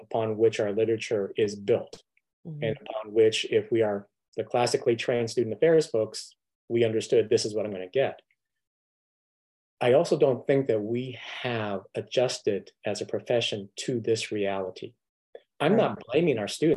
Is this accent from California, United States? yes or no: yes; Southern California, United States; I grew up in Southern California